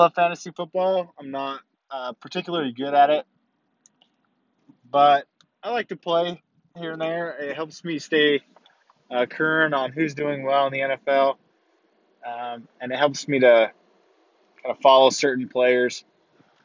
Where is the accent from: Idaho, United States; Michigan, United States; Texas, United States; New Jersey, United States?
Idaho, United States; growing up in Idaho